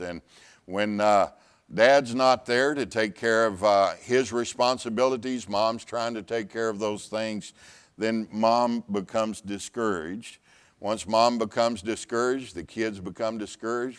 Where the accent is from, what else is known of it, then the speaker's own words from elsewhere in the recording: Pasadena, Texas, United States; Ten years pastoring in Pasadena, Texas, my hometown